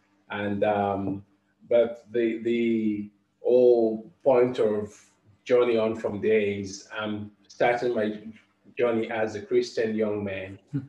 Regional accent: London, United Kingdom; as a young Black man growing up in London, ever experienced any kind of overt racism

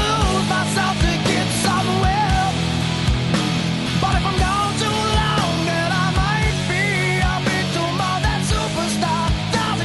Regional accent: Orlando, Florida, United States; I was born and raised in Orlando, Florida

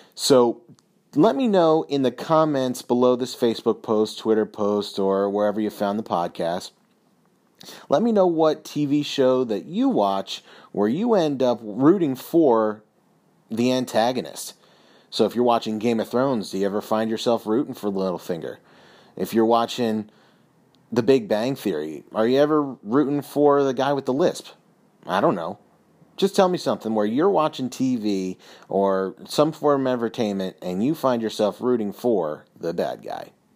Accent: Philadelphia, Pennsylvania, United States; I'm from the Philadelphia area

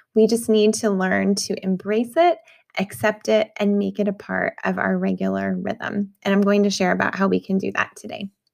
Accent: New Mexico, United States; moved away; I grew up in New Mexico

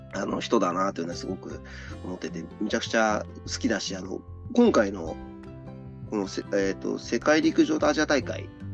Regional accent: Misato, Saitama, Japan; 僕はあの三郷市っていうところの出身なんですけど

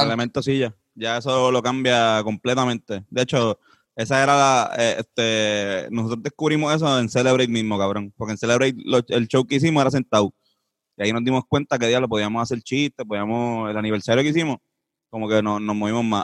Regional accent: Puerto Rico; somos cuatro puertorriqueños

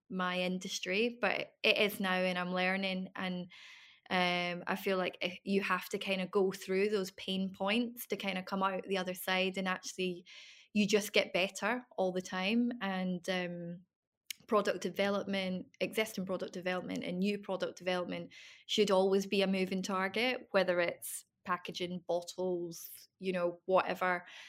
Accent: Isle of Bute, Scotland, United Kingdom; moved away as an adult; also born or lived in London; I came back to my hometown, um, Butte and moved back in with my family

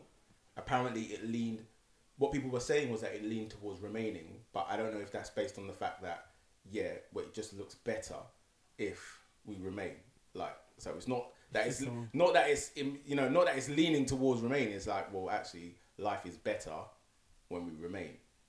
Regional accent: United Kingdom; This is written in law, but you know, we're the British.

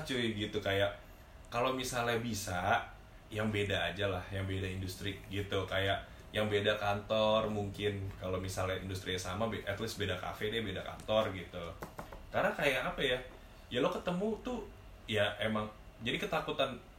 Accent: Bekasi, West Java, Indonesia; aku orang Bekasi

